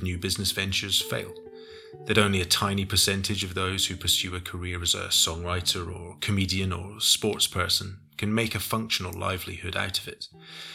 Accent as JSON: {"language": "English", "country": "United Kingdom", "said": "Being British"}